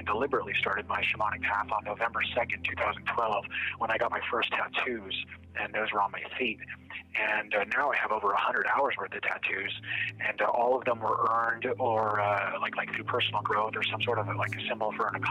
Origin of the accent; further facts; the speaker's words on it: Arizona, United States; I grew up in Arizona, so I've always been interested in it.